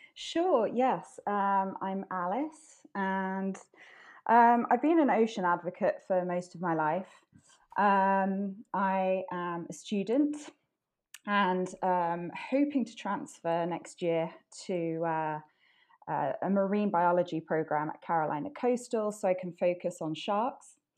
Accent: Wales, United Kingdom; I grew up in Wales

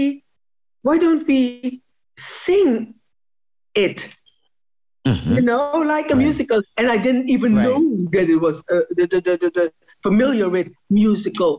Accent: Amsterdam, North Holland, Netherlands; also born or lived in Suriname; I was born in Suriname, came to Holland with my grandmother because I was raised by my grandmother.

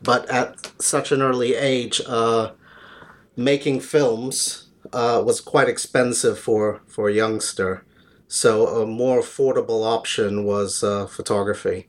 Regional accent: New York, United States; moved away as an adult; also born or lived in London; now in Jersey; I was born in London, but raised in New York

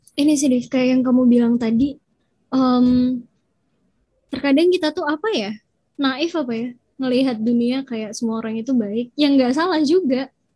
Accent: Surakarta, Central Java, Indonesia; aku dari Solo

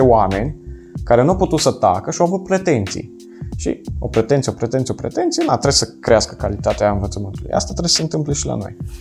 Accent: Dorohoi, Botoșani County, Romania; also born or lived in Italy; now in Cluj-Napoca, Romania; tu și eu suntem din Moldova, adică da. eu din Dorohoi

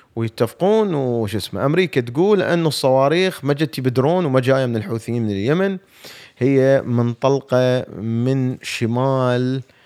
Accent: Iraq; اني عراقي

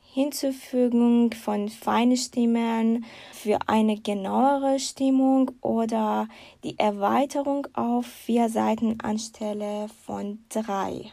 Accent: Iran; moved away as an adult; now in Germany; ich habe meinen Master im Iran abgeschlossen

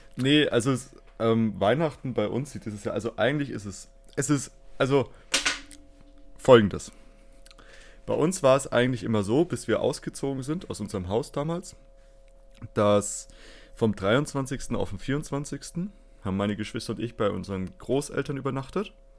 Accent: Fürth, Bavaria, Germany; ich komme aus Fürth

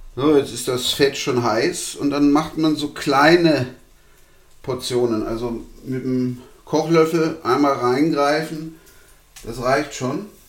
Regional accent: Vienna, Austria; wie man bei uns in Wien sagt

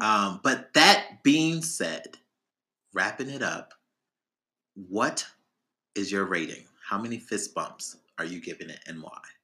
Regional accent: Chicago, Illinois, United States; we grew up in Chicago

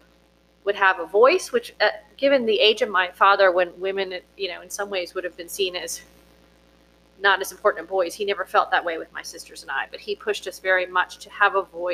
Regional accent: Virginia, United States; growing up in Virginia

